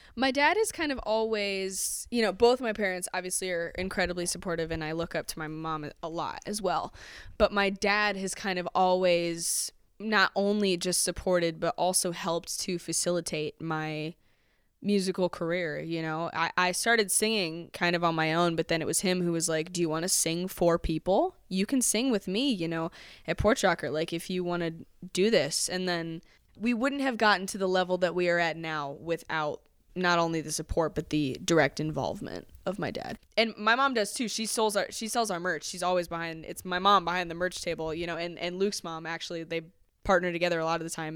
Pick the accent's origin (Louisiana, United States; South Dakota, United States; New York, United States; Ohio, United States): Ohio, United States; Akron; I grew up in Highland Square